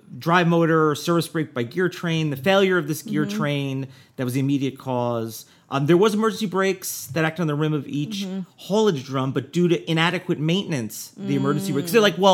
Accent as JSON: {"language": "English", "region": "New Jersey", "country": "United States", "tie": "born or raised there", "said": "Jersey, my home state."}